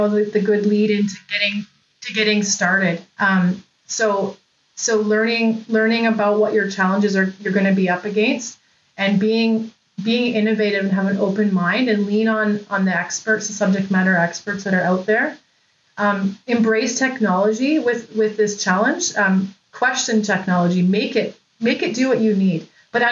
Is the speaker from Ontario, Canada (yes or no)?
no; Lower Mainland, British Columbia, Canada; I'm from the Lower Mainland in British Columbia